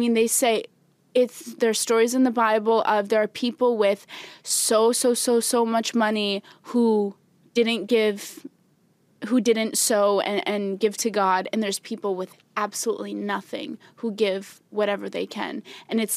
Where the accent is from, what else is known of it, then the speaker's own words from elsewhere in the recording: Albania; I am from Albania.